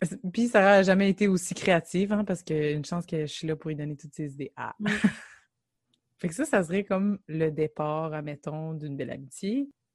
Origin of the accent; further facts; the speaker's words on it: Gatineau, Quebec, Canada; on vient de Gatineau